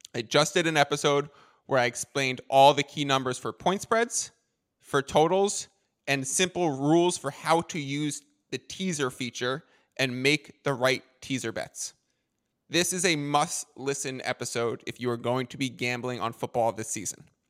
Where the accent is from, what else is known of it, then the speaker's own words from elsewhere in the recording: New York, United States; moved away as an adult; also born or lived in Boston; now in San Diego, United States; I am originally from New York, hence working for those sports teams